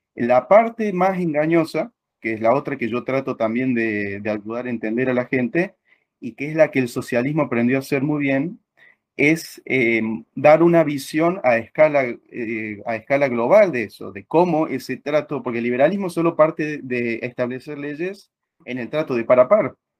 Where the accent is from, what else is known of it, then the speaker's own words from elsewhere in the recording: Argentina; somos argentinos